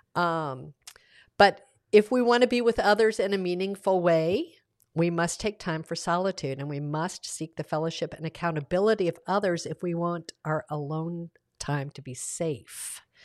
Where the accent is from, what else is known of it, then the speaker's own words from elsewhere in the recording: the South, United States; I grew up in the South with an author-, authoritarian father